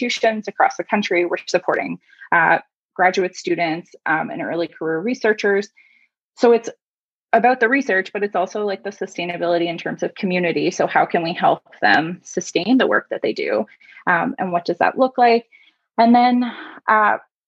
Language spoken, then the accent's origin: English; Beachburg, Ontario, Canada; now in Halifax, Canada; I'm originally from Beechburg in Ontario, north of Ottawa